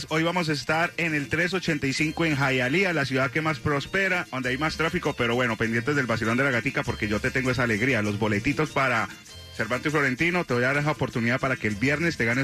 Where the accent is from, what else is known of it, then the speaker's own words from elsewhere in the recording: Cuba; yo soy cubano